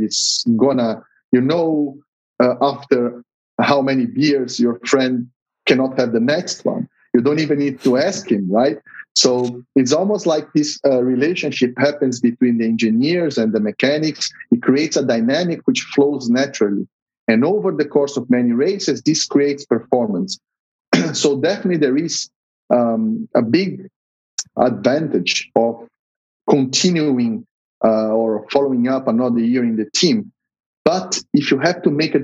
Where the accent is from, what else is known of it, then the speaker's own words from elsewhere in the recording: São Paulo, Brazil; I'm from São Paulo. I was born and raised there, so I'll be very happy to have the race in my hometown